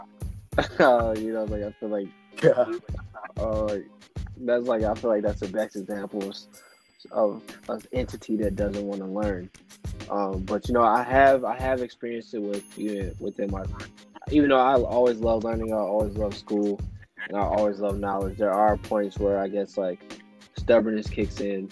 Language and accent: English; St. Louis, Missouri, United States; I'm from St. Louis, you know, and like house wasn't anything that really came across my radar growing up.